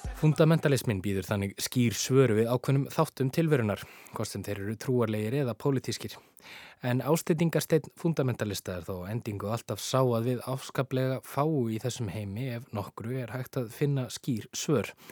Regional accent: Iceland; við Íslendingar

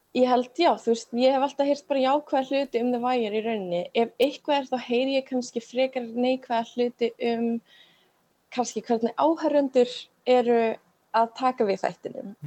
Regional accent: Iceland; moved away as an adult; also born or lived in Baltimore, United States

